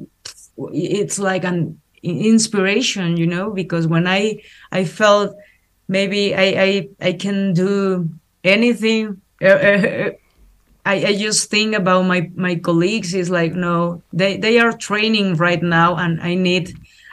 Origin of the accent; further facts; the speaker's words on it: Mexico; English is a second language; as woman, as Mexican, as Latin American woman